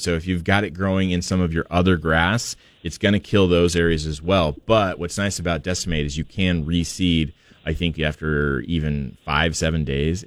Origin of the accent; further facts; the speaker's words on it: Portland, Oregon, United States; moved away; I grew up in Portland, where half of my life was spent under clouds and and rain